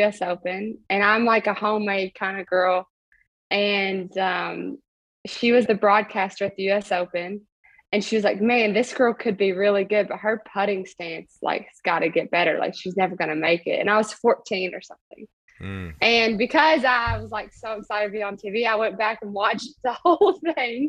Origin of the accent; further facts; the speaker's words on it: Princeton, Kentucky, United States; where I grew up in Princeton, Kentucky.